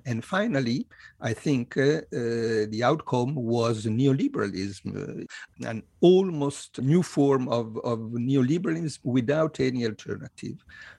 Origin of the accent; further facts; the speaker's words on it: Italy; I was born in Italy in 1957, and I grew up in a country which was politically dominated by the so-called two churches